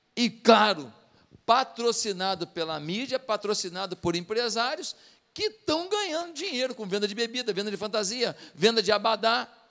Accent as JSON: {"language": "Portuguese", "region": "Rio de Janeiro", "country": "Brazil", "tie": "born or raised there", "said": "quando eu era pequeno lá em Marechal Hermes"}